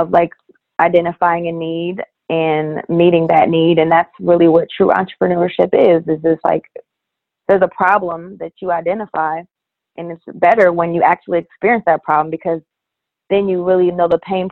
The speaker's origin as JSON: {"language": "English", "town": "Columbus", "region": "Ohio", "country": "United States", "tie": "born or raised there", "said": "I'm born and raised in Columbus, Ohio"}